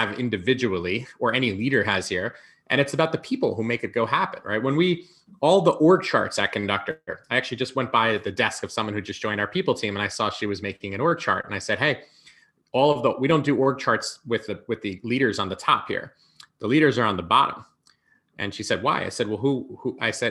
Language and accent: English; a suburb of New York City, United States; also born or lived in Manhattan; I grew up, in a suburb of New York City. I lived there until I was about 17